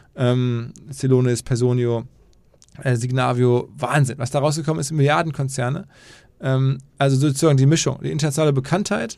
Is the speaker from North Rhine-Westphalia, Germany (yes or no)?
yes; Ruhr area, North Rhine-Westphalia, Germany; now in Hamburg, Germany; ich komme aus, aus dem Ruhrgebiet